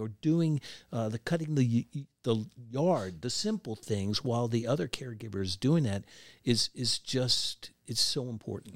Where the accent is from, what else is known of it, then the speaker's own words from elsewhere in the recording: southern Pennsylvania, United States; moved away; I'm originally from the South Pennsylvania area